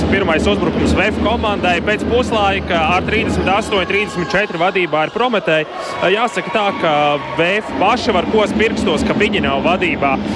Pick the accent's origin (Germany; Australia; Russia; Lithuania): Russia; Siberia; first language Russian; Latvian is a second language; now in Latvia; Es esmu repatriants no Sibīrijas, un mana dzimta valoda ir krievu.